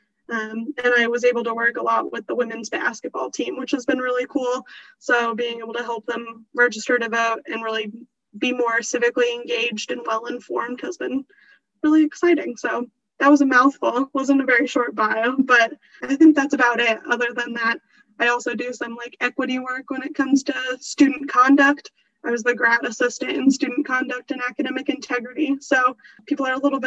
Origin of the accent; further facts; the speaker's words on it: Evergreen, Colorado, United States; also born or lived in Wilmington, North Carolina; now in Charlotte, United States; I'm originally from Evergreen, Colorado, and then came to Charlotte by way of Wilmington